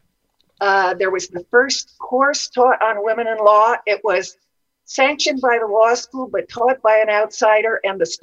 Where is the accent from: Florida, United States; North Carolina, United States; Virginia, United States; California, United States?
California, United States; I was born in California and grew up in the mountains.